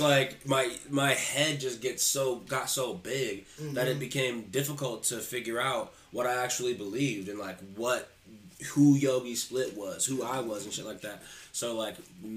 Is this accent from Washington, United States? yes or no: no; Columbus, Ohio, United States; also born or lived in Upper Arlington, Ohio; I moved from Upper Arlington over to Columbus, like, well, my family moved from Upper Arlington to Columbus City Schools